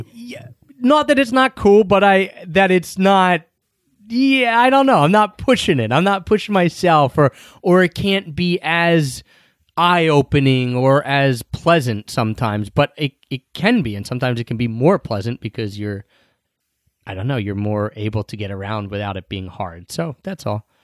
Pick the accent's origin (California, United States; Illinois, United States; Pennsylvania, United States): Pennsylvania, United States; Philadelphia; moved away; we got back to Philly